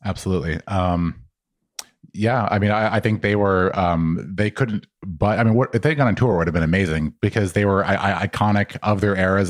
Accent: New Mexico, United States; moved away; I was from New Mexico

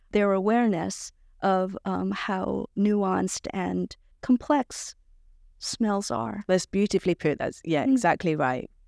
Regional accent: New York City, New York, United States; I grew up in New York City and, you know, the foul smell of dumpsters in August

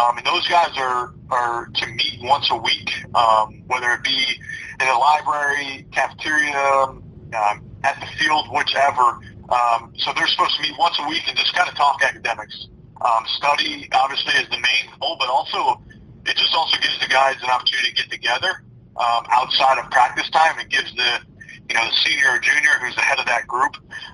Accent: New York, United States; now in South Carolina, United States; I'm from New York originally

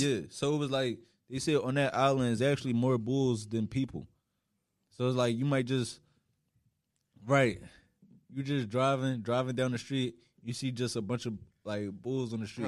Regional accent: Philadelphia, Pennsylvania, United States; moved away as an adult; now in New York, United States; I literally just been West Philly my whole life

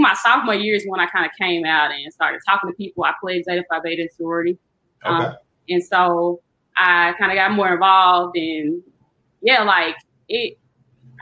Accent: Jackson, Mississippi, United States; moved away as an adult; also born or lived in Indiana; I grew up in Jackson.

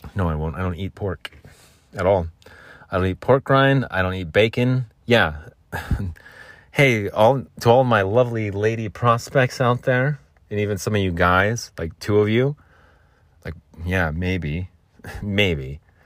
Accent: Phoenix, Arizona, United States; I'm from Phoenix

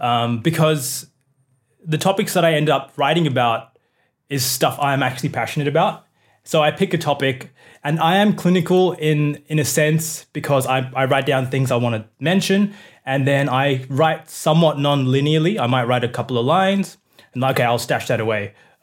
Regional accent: Australia; like my upbringing as a Indian person in Australia.

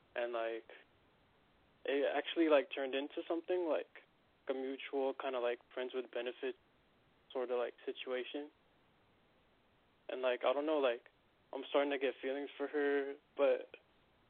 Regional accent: Los Angeles, California, United States; I'm from Los Angeles

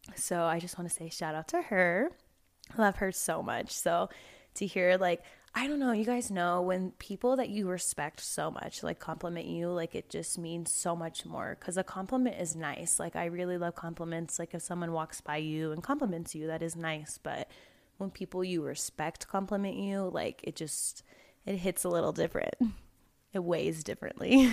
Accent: the South, United States; accent: twang; now in Colorado, United States; I'm from the South, so everything has twang to it

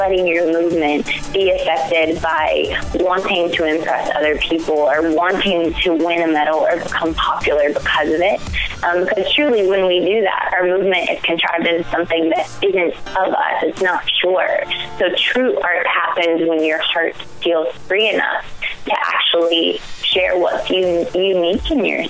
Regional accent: Augusta, Georgia, United States; I grew up in Augusta, Georgia

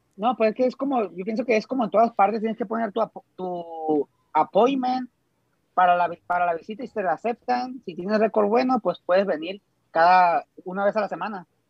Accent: Costa Rica, Sinaloa, Mexico; now in Dubai, United Arab Emirates; soy directamente desde Costa Rica, Sinaloa

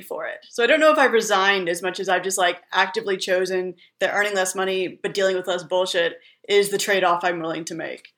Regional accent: California, United States; moved away as an adult; also born or lived in Middle East / New York; I'm originally from California.

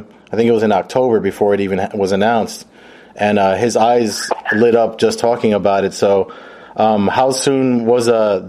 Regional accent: New Jersey, United States; they know I'm from Jersey.

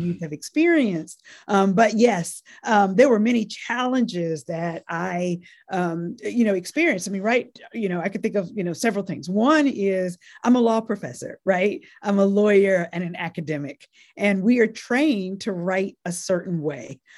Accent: North Carolina, United States; born or raised there; also born or lived in Nashville, Tennessee

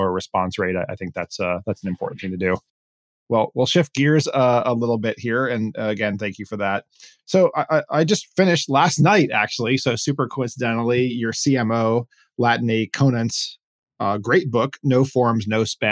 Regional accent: Miami, Florida, United States; I grew up in Miami, went to an integrated high school

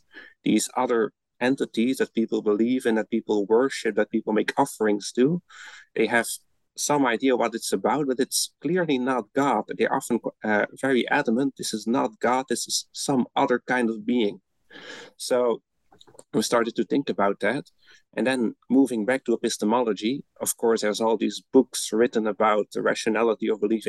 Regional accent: Belgium; moved away as an adult; now in Netherlands; I'm originally from Belgium, where I studied first, and then I moved to the Netherlands to get my PhD.

